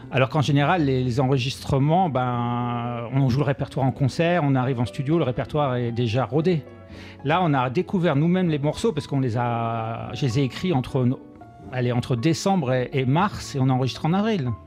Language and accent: French; Bourges, Centre-Val de Loire, France; born there; je suis né à Bourges.